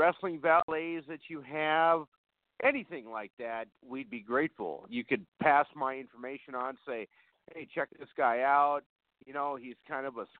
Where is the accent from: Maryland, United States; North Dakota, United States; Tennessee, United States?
North Dakota, United States; Fargo; I'm from Fargo, North Dakota, the home of the NDSU Bison